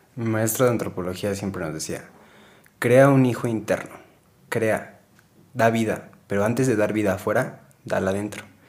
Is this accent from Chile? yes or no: no; Mexico; todos estamos súper, súper pues, arraigados al machismo como mexicanos